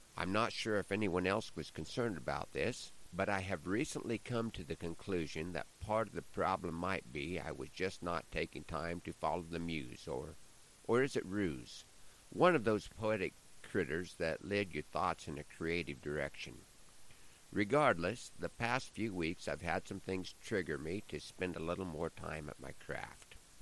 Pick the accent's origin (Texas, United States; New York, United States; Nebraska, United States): Nebraska, United States; my home state of Nebraska